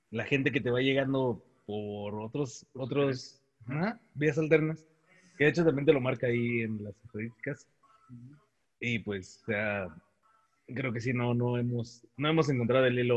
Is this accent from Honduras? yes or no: no; Mexico; nosotros somos mexicanos